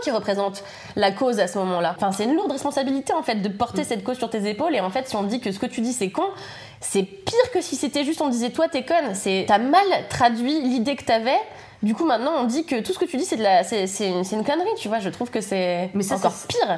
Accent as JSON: {"language": "French", "town": "Levallois-Perret", "region": "Île-de-France", "country": "France", "tie": "born or raised there", "also_born_or_lived": "Paris", "said": "je suis née à Paris, mais j'ai grandi à Levallois-Perret"}